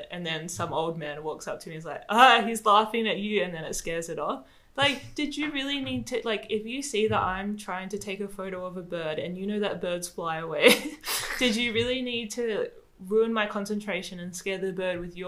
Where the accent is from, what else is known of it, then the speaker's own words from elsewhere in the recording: Australia; accent: Australian; moved away; also born or lived in Madagascar; I spoke how I was brought up to speak in Australia